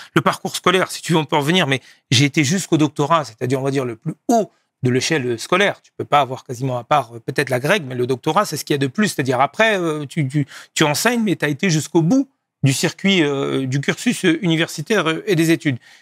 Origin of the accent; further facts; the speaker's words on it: Laval, Pays de la Loire, France; Je suis né en France, dans une ville du nord-ouest qui s'appelle Laval, géographiquement entre Nantes et, Rennes et Le Mans